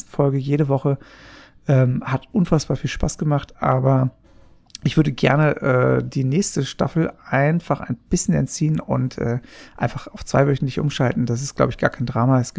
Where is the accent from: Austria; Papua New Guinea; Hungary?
Papua New Guinea; aber ich bin ja in Papua-Neuguinea aufgewachsen